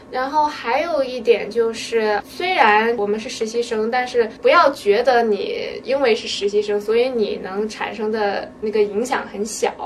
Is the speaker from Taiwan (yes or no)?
no; China; now in United States; 我们中国人